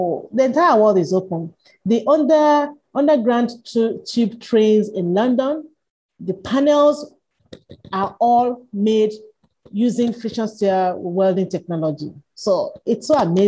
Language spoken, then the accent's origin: English; Nigeria; also born or lived in Johannesburg, South Africa; I returned to Nigeria, my home country